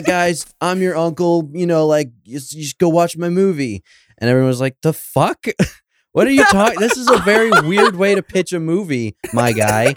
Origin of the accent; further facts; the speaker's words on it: Homer, Alaska, United States; I grew up in Homer, Alaska